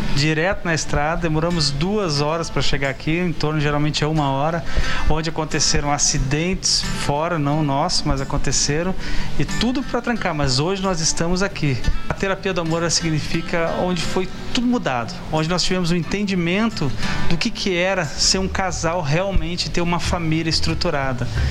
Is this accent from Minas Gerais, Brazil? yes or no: no; São José dos Campos, São Paulo, Brazil; Nós somos de São José dos Campos